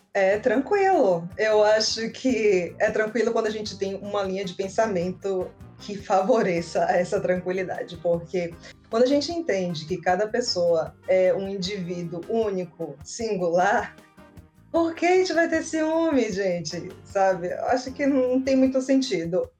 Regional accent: Salvador, Bahia, Brazil; Eu sou de Salvador, Bahia. Eu moro em Salvador, sim

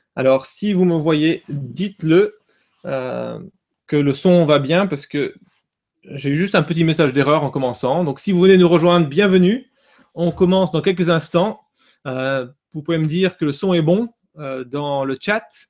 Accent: Nord, Hauts-de-France, France; moved away; je suis nordiste hein, euh, à la base

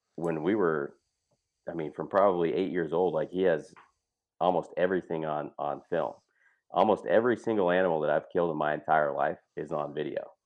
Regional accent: Great Falls, Montana, United States; moved away as an adult; also born or lived in Whitefish, Montana; now in Iowa, United States; Easton and I grew up in Montana

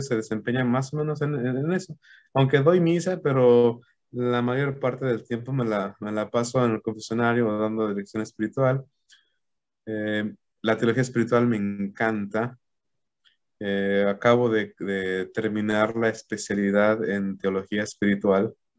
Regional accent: Aguascalientes, Mexico; moved away as an adult; now in Cozumel, Mexico; yo soy originario de la ciudad de Aguascalientes

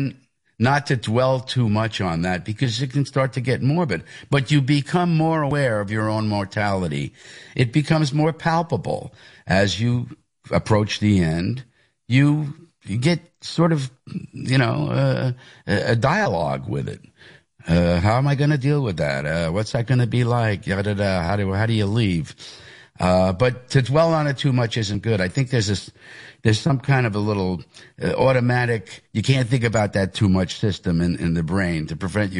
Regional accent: Hicksville, New York, United States; It's the Levittown part of Hicksville. I am from Hicksville. That's where I went to school. That was my home area, but there used to be a Levittown mailing address.

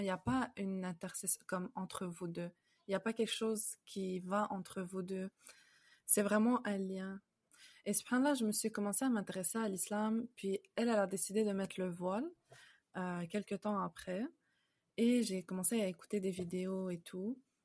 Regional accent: Canada; also born or lived in France; je suis née en France, mais on a on a emménagé au Canada, on a déménagé au Canada. J'avais environ 5 ans, donc euh, j'ai quasiment fait ma vie ici en fait au Canada

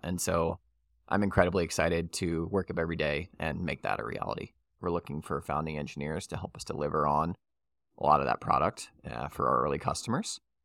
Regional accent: New Orleans, Louisiana, United States; I'm born and raised in New Orleans.

